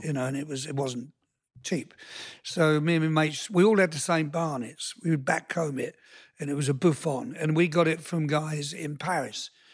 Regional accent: United Kingdom; moved away as an adult; now in United States; I'm British

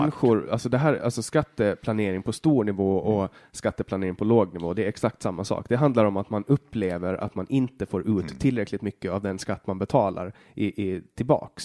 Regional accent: Åland, Finland; Vi är båda ålänningar, vi är båda finnar

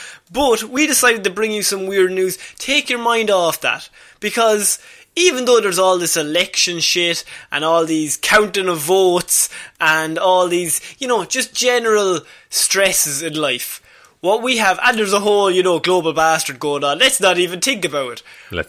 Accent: Ireland; I'm Irish.

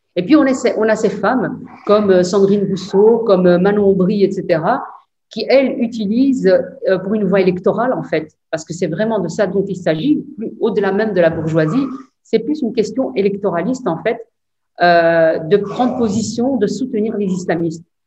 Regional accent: Belgium; chez nous en Belgique

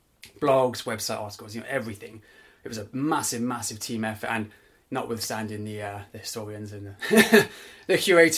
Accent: England, United Kingdom; I'm English now.

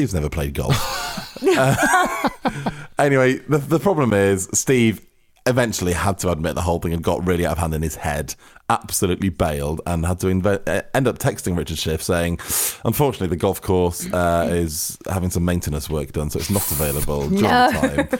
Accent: Manchester, North West England, United Kingdom; And …, I'm from Manchester.

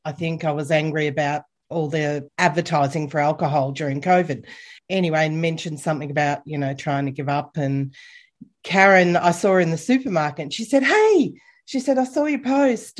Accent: Bendigo, Victoria, Australia; moved away as an adult; I grew up in Bendigo

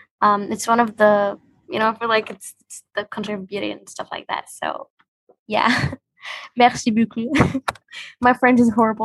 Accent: Egypt; Yes, I'm from Egypt

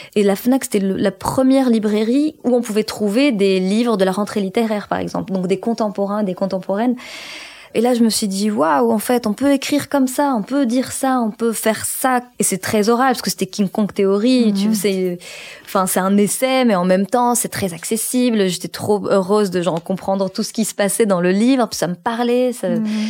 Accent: Morocco; je suis née au Maroc et j'ai grandi au Maroc

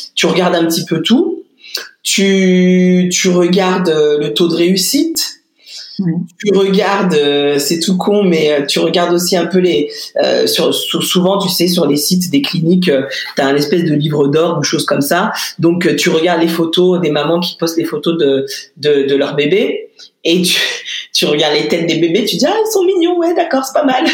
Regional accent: Lyon, Auvergne-Rhône-Alpes, France; je suis lyonnaise moi, hein, donc je l'ai faite dans une maternité à Lyon.

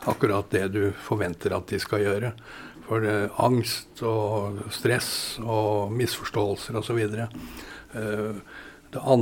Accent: Dublin, Leinster, Ireland; born there; Selv om jeg er født i Dublin, så

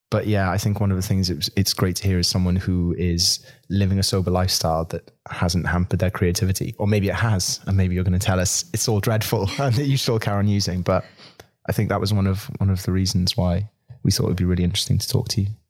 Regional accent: Swansea, Wales, United Kingdom; I grew up in Swansea, in a small town as well

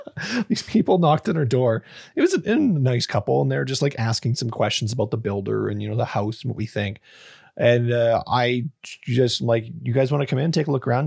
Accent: Canada; a fucking Canadian

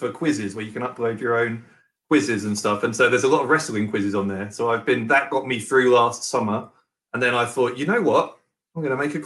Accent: Woking, South East England, United Kingdom; my hometown, which is Woking in Surrey

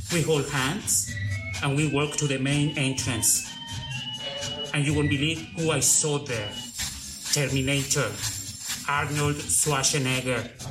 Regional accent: Mexico; accent: heavy Mexican; my heavy Mexican accent

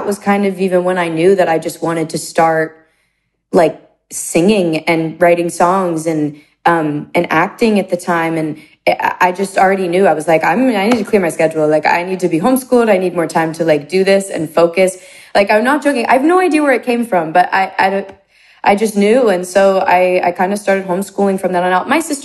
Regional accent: close to Bethlehem and Allentown, Pennsylvania, United States; moved away; I was kind of dropped off in the middle of nowhere in Pennsylvania, close to Bethlehem. Close to Allentown

